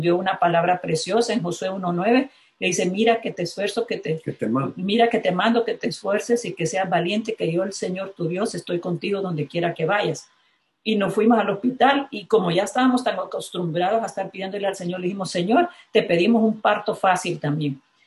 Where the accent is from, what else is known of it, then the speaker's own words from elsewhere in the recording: La Ceiba, Atlántida, Honduras; me cruzaba las tres avenidas principales de La Ceiba, de donde soy originaria